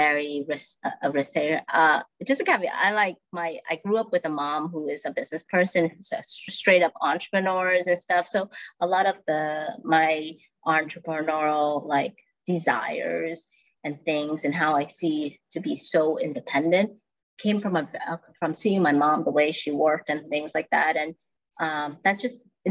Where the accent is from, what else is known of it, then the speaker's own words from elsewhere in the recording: Vietnam; moved away; I'm from Vietnam